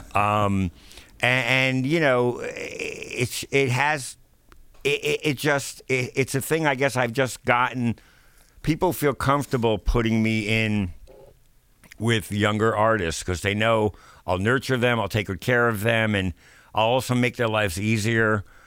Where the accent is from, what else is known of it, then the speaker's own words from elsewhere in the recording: New York, United States; growing up in New York